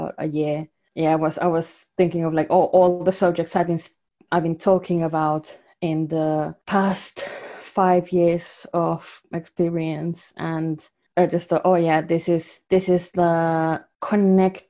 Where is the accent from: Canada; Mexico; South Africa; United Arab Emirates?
Mexico; first language Spanish; English is a second language; moved away as an adult; also born or lived in Salford / Manchester; now in Leicester, United Kingdom; I was born in Mexico and raised in Mexico for the first 24 years of my life.